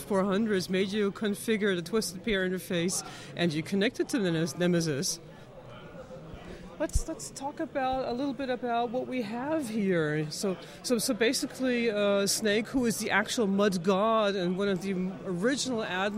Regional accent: United States; now in Munich, Germany; I'm an American living in Munich

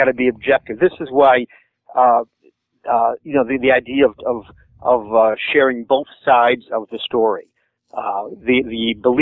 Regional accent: Michigan, United States; I'm from Michigan

